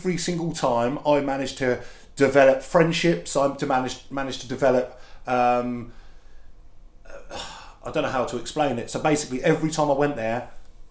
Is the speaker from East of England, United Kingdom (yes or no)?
yes; Felixstowe, East of England, United Kingdom; I was from Felixstowe.